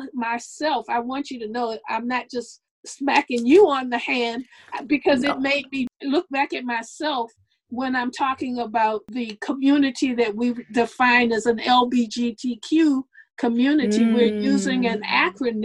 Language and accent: English; United States; I'm a Black person in America